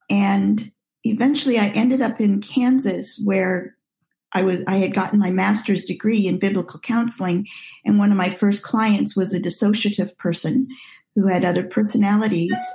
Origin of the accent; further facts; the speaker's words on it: Nigeria; Well, I'm a missionary child and was born and raised in Nigeria, and at age five was sent to a boarding school